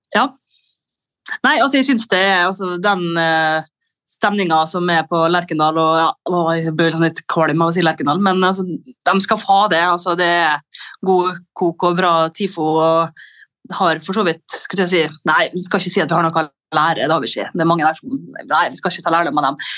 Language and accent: Norwegian; Molde, Møre og Romsdal, Norway; siden jeg er fra Molde og ikke fra Frena eller Hustadvika